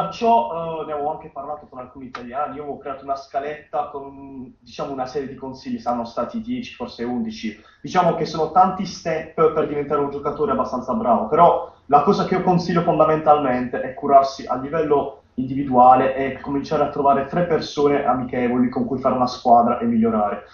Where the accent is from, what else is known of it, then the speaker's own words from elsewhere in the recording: Bari, Apulia, Italy; vengo da Bari, 18 anni